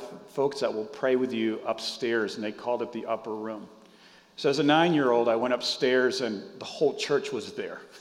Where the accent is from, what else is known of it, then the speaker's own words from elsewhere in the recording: Boston, Massachusetts, United States; moved away as an adult; now in Texas, United States; I was born in Boston. Yes, I'm a Yankee.